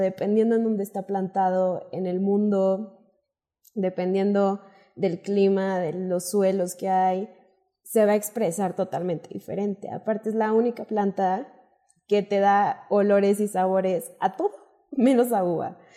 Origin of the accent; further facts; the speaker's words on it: Monclova, Coahuila, Mexico; moved away as an adult; now in Mexico City, Mexico; yo soy de Moncloa, Coahuila, soy del norte y hace cinco años me vine a estudiar la licenciatura en la Universidad nauac Norte